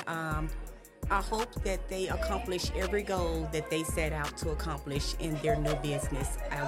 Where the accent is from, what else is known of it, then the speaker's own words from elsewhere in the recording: Marks, Mississippi, United States; now in Hernando, United States; I am originally from Marks, Mississippi, but I live in Hernando, Mississippi with my wonderful husband next to me.